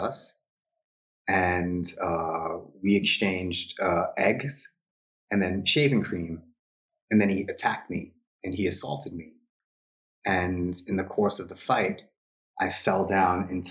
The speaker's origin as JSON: {"language": "English", "area": "Long Island", "region": "New York", "country": "United States", "tie": "born or raised there", "moved": "yes", "said": "I was raised in a traditional Hindu household on Long Island, New York, in the 80s"}